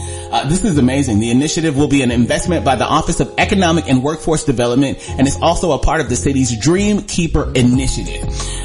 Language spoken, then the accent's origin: English; Atlanta, Georgia, United States; I'm from the Chick-fil-A capital of the world, okay? Atlanta, Georgia.